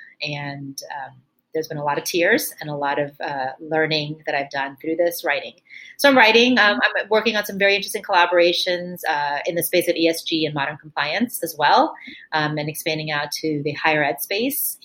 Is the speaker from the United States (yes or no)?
yes; Miami, Florida, United States; moved away as an adult; also born or lived in New York; I grew up in Miami, Florida, the child of immigrants from India.